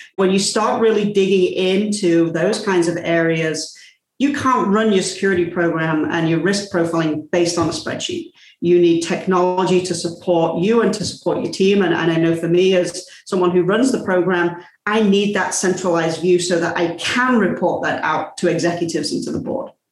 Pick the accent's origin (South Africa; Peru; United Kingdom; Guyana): United Kingdom; England; I'm English.